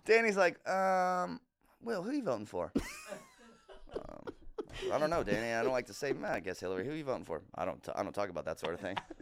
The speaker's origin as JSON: {"language": "English", "region": "Massachusetts", "country": "United States", "said": "I'm a comedian from Massachusetts"}